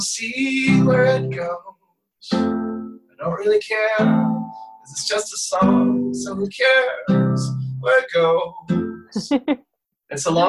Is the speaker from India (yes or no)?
no; Portugal; also born or lived in United States; So I was born in the States, but I was raised in Portugal.